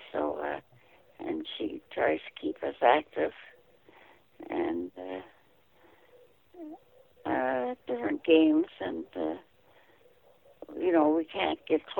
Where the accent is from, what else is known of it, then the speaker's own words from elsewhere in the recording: Merritt, British Columbia, Canada; moved away as an adult; also born or lived in Burns Lake, British Columbia; now in Smithers, Canada; I come from Merritt, or that area, and went to high school there.